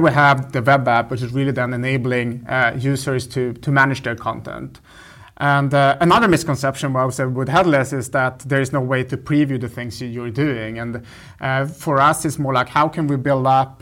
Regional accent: northern Sweden, Sweden; moved away as an adult; now in Berlin, Germany; I grew up in the north of Sweden

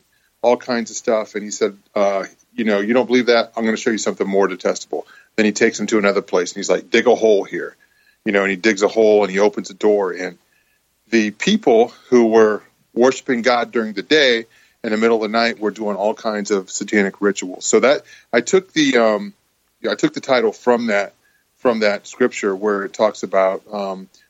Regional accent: Mansfield, Ohio, United States; born or raised there; also born or lived in Nashville

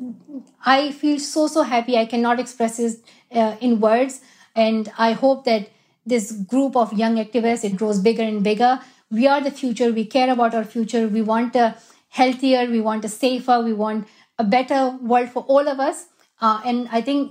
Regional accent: Swat Valley, Khyber Pakhtunkhwa, Pakistan; moved away; That is my home country. And I love where I'm from. Swat Valley

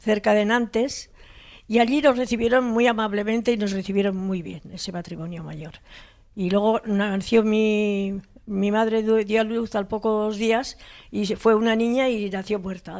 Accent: Hondarribia, Basque Country, Spain; also born or lived in Hendaye, France; somos de familia de Fuenterrabía de pescadores

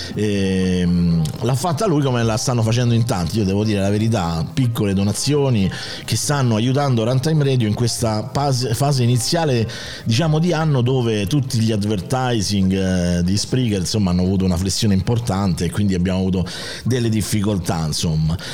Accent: Rome, Lazio, Italy; accent: Roman (romanesco); il mio dialetto romano

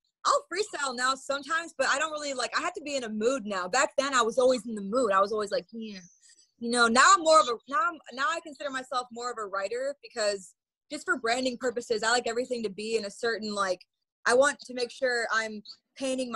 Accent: Madison, Wisconsin, United States; now in Chicago, United States; I'm from Madison, Wisconsin, but I've lived in Chicago for about the last 10 years or so

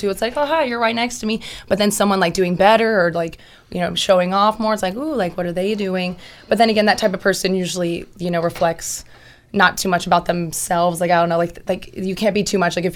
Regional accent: Austin, Texas, United States; They're like, oh my gosh, like that's so cool. and I'm just so used to being in Austin and people being like, oh, that's like where I'm from.

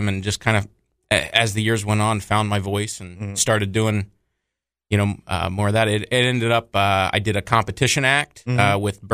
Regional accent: Dayton, Ohio, United States; I'm from Dayton, Ohio

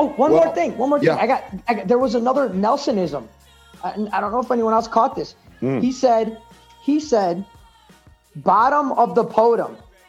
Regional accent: New York, United States; Because I'm from New York.

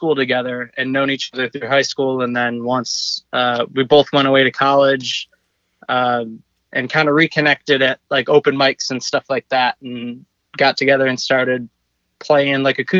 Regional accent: Buffalo, New York, United States; moved away as an adult; now in South Carolina, United States; Jess and I both back home in Buffalo, New York, where we're from

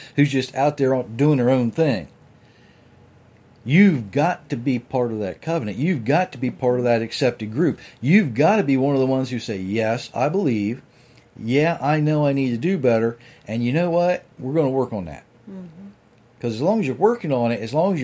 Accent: United States; I'm from Sussex County, so that's my license to speak bad English

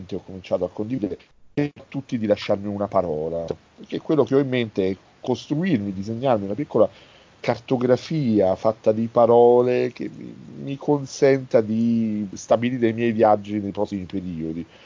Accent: Naples, Campania, Italy; io sono napoletano, italiano napoletano, i miei genitori addirittura sono nati nella stessa strada

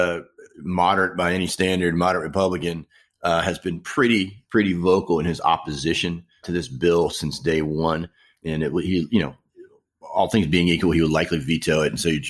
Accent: Maryland, United States; my home state of Maryland.

